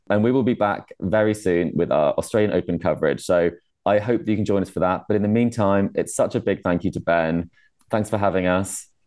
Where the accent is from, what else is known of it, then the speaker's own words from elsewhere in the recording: United Kingdom; I'm from the UK